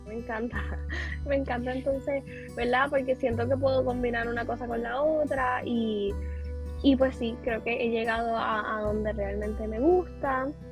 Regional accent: San Germán, Puerto Rico; en mi caso que soy de San Germán

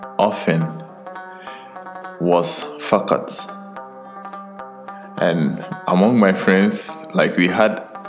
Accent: Ghana; moved away; also born or lived in Qatar; I'm a Ghanaian by birth

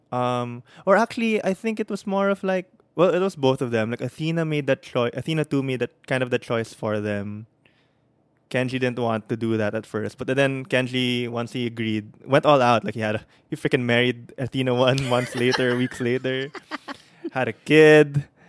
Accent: Philippines; as Filipino kids or in our culture

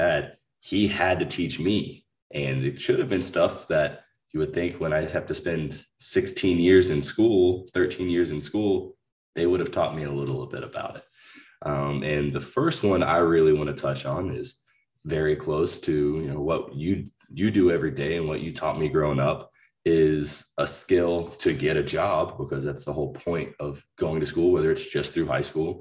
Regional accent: Mooresville, North Carolina, United States; We grew up in Mooresville, you know, that area, or you raised me there

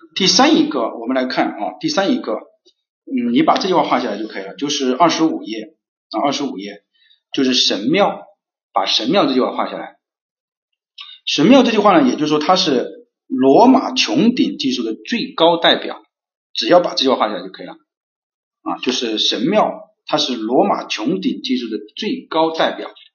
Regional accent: China; 我们中国人是从自然就会想到人类

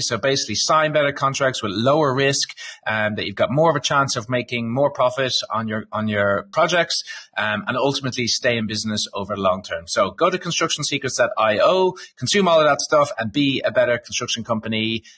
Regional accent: Ireland; I'm from Ireland

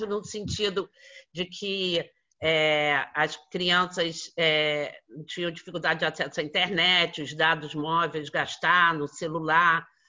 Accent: Rio de Janeiro, Brazil; nós que somos da cidade do Rio de Janeiro

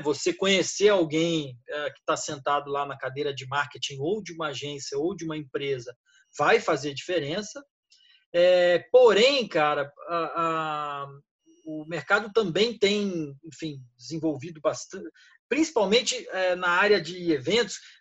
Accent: São Paulo, Brazil; moved away as an adult; now in Rio de Janeiro, Brazil; eu sou paulista, mas moro no Rio há 20 anos

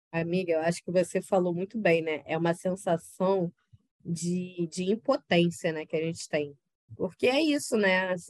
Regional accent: Rio de Janeiro, Brazil; de Janeiro é uma instituição falida que tá foda de, de aguentar e de, de sustentar, né, em dizer que sou carioca.

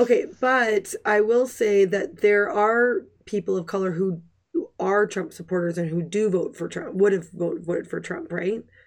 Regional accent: Canada; I'm a Canadian

